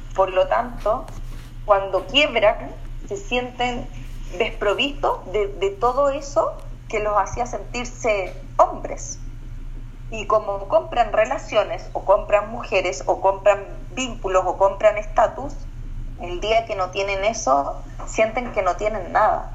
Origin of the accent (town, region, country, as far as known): Chile; also born or lived in Australia